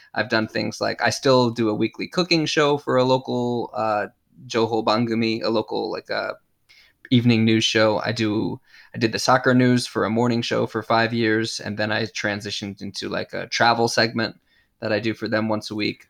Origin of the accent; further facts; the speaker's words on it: United States; moved away as an adult; now in Japan; they credited me as American